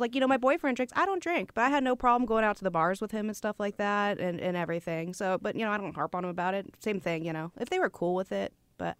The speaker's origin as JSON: {"language": "English", "region": "Southern California", "country": "United States", "tie": "born or raised there", "also_born_or_lived": "Seattle area, Washington", "moved": "as an adult", "lives_now": "Seattle, United States", "said": "I grew up in Southern California. We didn't really have a football team. So like when I moved up here 10 years ago"}